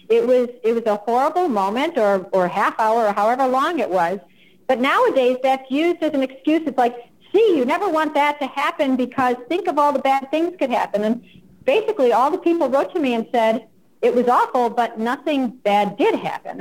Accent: United States; first language English; I'm American and that's all I speak

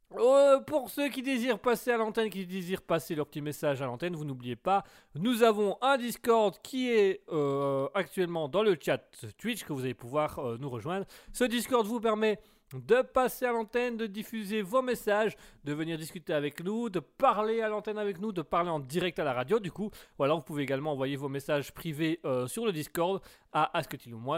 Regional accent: Belgium; je suis belge

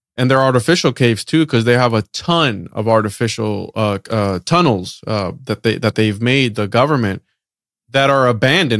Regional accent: Puerto Rico; growing up, I was born in Puerto Rico

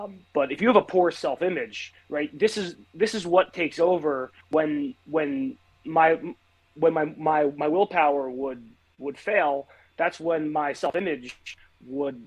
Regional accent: New Jersey, United States; I've been living in New Jersey for my entire life

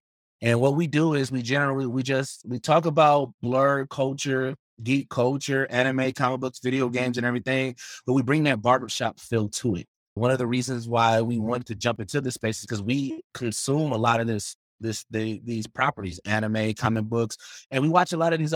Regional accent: Milwaukee, Wisconsin, United States; I'm from Milwaukee

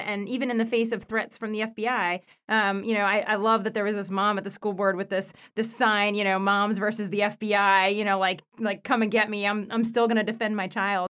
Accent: United States; I was born in the United States

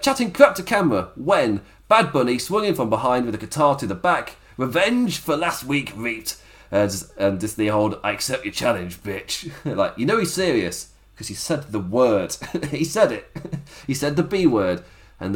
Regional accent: England, United Kingdom; I've lived in England my entire life

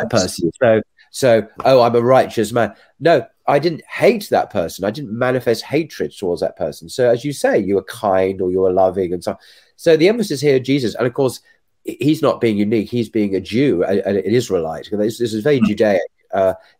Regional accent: Essex, East of England, United Kingdom; We were born, without mentioning too many details, born in the same town in Essex

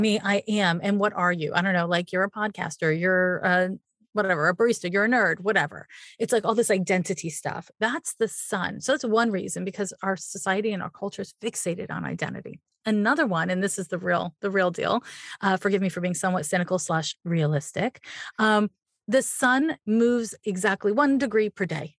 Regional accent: Montreal, Quebec, Canada; I'm from Montreal, Quebec

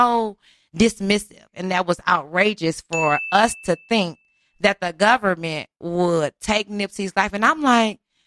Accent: Houston, Texas, United States; moved away; I'm from Houston

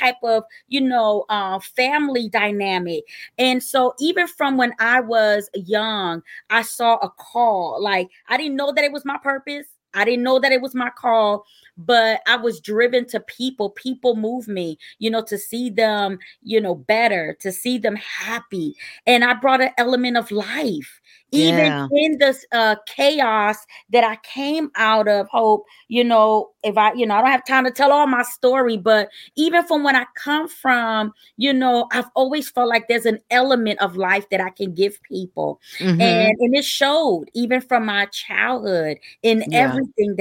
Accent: Newark, New Jersey, United States; moved away as an adult; now in Norfolk, United States; I'm originally from Newark, New Jersey.

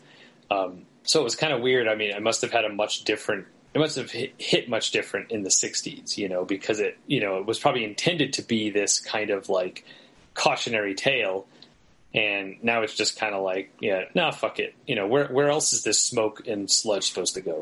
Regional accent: New England, United States; my hometown is kind of known for being like a big mill city

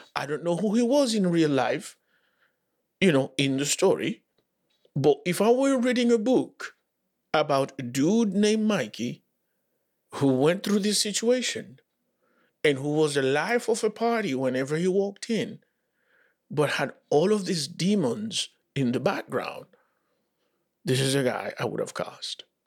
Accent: Dominican Republic; moved away; also born or lived in Santo Domingo; I grew up in the Dominican Republic

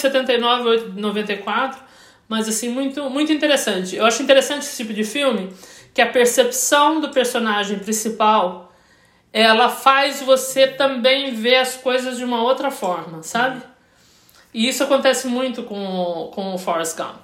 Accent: Brazil; eu, como brasileiro

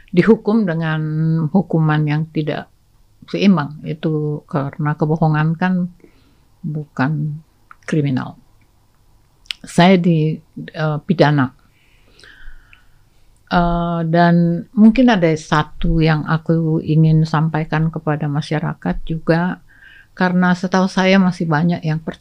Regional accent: North Sumatra, Indonesia; saya lagi mengurus ada orang Batak di situ Or, saya orang Batak nih

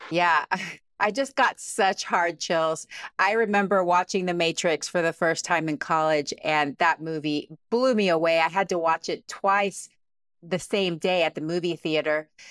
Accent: Texas, United States; moved away; also born or lived in Cincinnati, Ohio; I grew up in Texas

